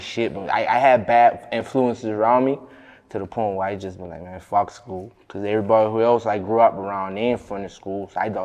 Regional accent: Charleston, South Carolina, United States; accent: Geechee; Charleston, man.

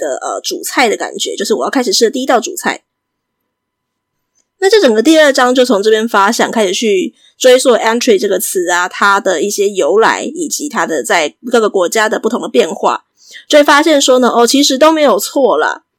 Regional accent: Taiwan; 我们大部分是在台湾是学美式英语长大的嘛，所以我们就会很自然学到一个词叫做 appetizer

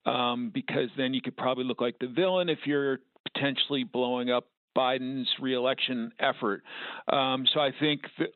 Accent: New Jersey, United States; New Jersey, my home state

